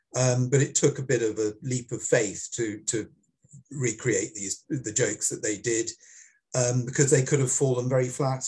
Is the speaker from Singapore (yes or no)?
yes; Singapore; hopefully they will find it as funny as I did when I was growing up in Singapore.